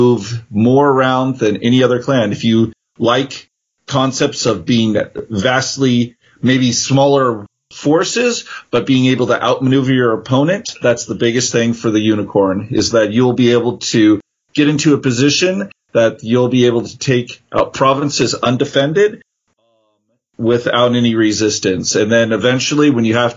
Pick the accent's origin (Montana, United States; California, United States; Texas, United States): California, United States; San Jose; I'm from California, actually the Santa Clara region, San Jose.